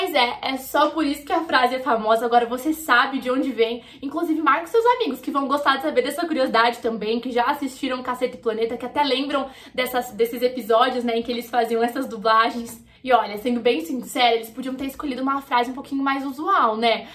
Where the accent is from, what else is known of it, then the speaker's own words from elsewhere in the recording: Brazil; como brasileiro